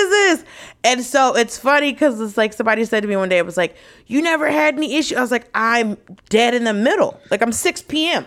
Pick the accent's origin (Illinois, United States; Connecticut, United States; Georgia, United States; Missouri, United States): Georgia, United States; Atlanta; I grew up in Atlanta